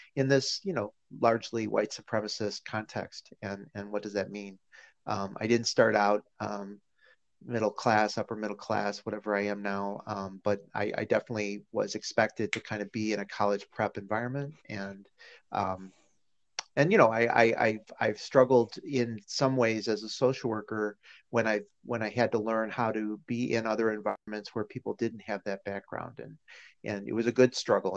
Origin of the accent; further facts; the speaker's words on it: Chicago, Illinois, United States; I grew up uh, in and around Chicago